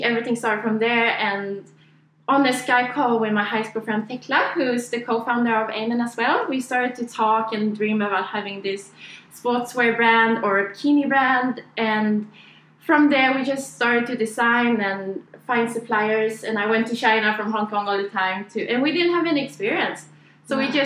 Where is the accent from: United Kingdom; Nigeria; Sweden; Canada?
Sweden; English is a second language; now in Australia; I'm from Sweden, so that's why I'm talking like this.